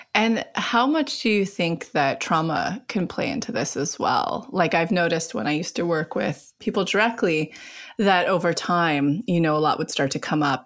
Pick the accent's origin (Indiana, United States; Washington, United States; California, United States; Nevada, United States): California, United States; outside Yosemite; I personally grew up right outside of Yosemite. So we're both California kids